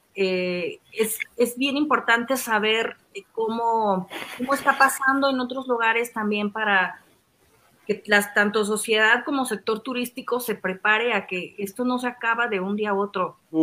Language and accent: Spanish; Mexico; nosotros como mexicanos viajamos mucho